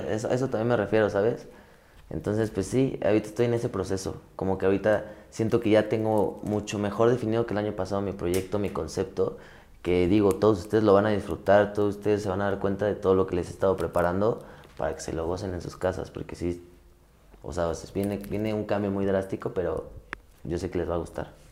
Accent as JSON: {"language": "Spanish", "region": "Mexico City", "country": "Mexico", "said": "Yo soy de la Ciudad de México, yo nací en la Ciudad de México."}